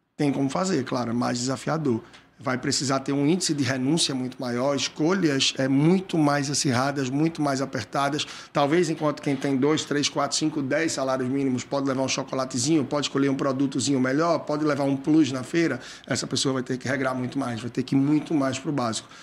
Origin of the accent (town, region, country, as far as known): Brazil